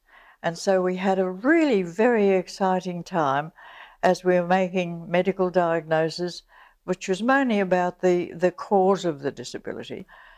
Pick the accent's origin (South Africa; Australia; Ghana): Australia; New South Wales; Well, I grew up in Western New South Wales. My father was a junior magistrate, and we moved from one little town to another. And I finally went to a boarding school in Sydney